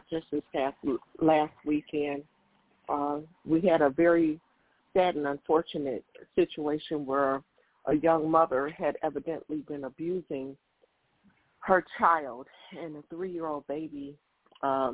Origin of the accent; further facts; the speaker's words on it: Detroit, Michigan, United States; I'm from Detroit, Michigan.